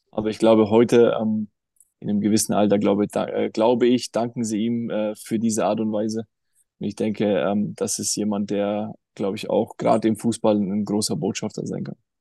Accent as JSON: {"language": "German", "country": "Germany", "said": "bei uns in Deutschland"}